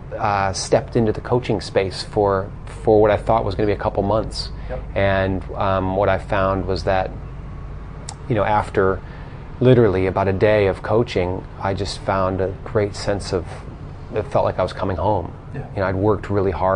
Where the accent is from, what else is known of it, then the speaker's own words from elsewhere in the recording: Colorado, United States; moved away as an adult; now in Australia; I grew up in the mountains of Colorado